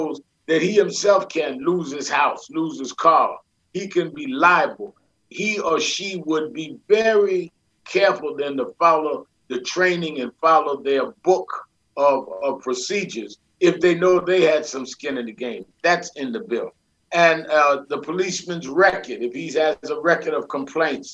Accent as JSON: {"language": "English", "town": "New York City", "region": "New York", "country": "United States", "tie": "born or raised there", "said": "I grew up in Brooklyn, New York"}